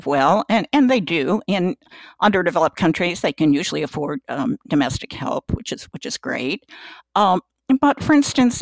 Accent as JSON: {"language": "English", "region": "New Jersey", "country": "United States", "moved": "as an adult", "said": "I was from New Jersey"}